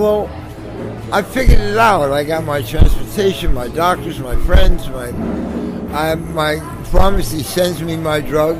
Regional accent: New York City, New York, United States; also born or lived in San Jose; I've been in New York all my life except the year in San Jose.

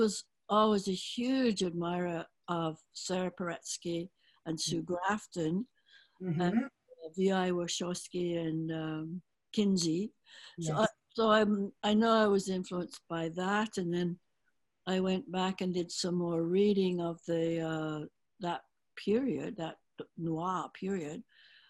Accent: England, United Kingdom; moved away; growing up in England

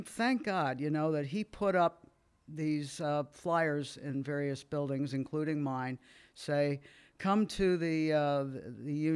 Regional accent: Miami, St. Petersburg, Florida, United States; we moved from Miami to St. Petersburg

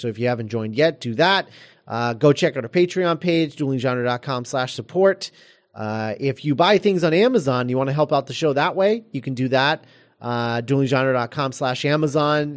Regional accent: United States; being Americans

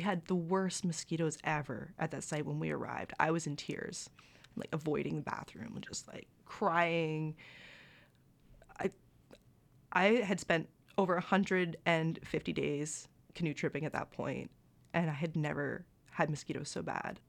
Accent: Bancroft, Ontario, Canada; I had a lot of outdoor experience just by growing up in Bancroft, Ontario

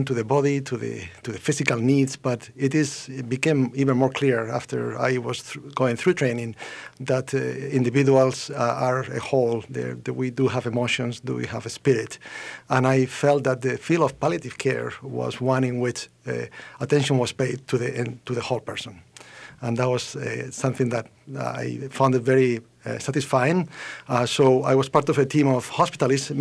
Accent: Spain; moved away as an adult; also born or lived in United Kingdom; now in Minnesota, United States; I am original from Spain

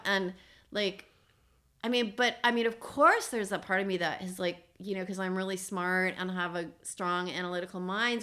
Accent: East Coast, United States; moved away; I'm from the East Coast

